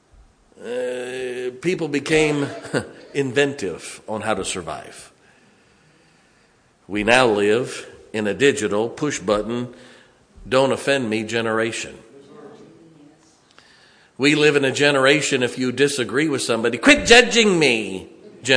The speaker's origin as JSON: {"language": "English", "country": "United States", "tie": "born or raised there", "said": "I'm an American"}